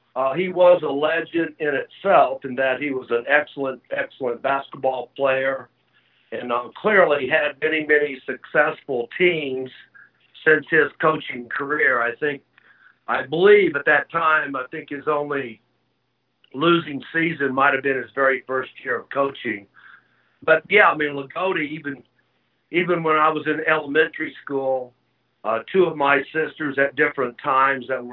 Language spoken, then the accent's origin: English; Southern Indiana, United States; moved away; also born or lived in Louisville, Kentucky; being from Southern Indiana